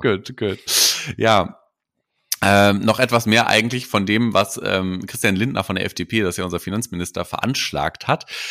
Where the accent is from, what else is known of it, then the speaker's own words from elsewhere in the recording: Hamburg, Germany; bei uns in Hamburg